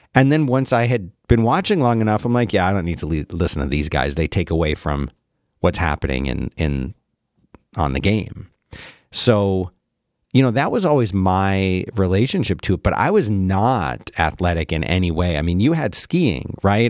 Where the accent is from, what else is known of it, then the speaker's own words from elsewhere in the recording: Philadelphia, Pennsylvania, United States; growing up in Philly